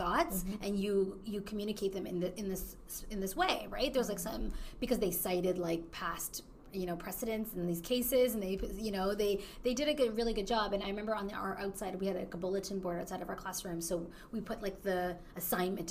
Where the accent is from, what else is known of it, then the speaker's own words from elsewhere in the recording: Canada; moved away; I'm Canadian